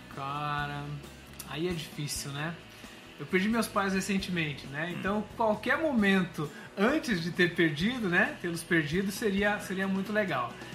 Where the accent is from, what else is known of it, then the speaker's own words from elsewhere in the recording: Curitiba, Paraná, Brazil; Eu sou de Curitiba, sou do Paraná, mas o meu pai é baiano